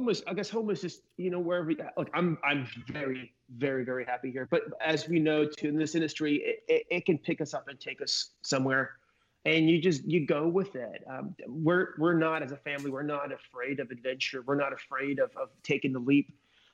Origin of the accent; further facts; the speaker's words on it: United States; now in Australia; and I'm the American living in Australia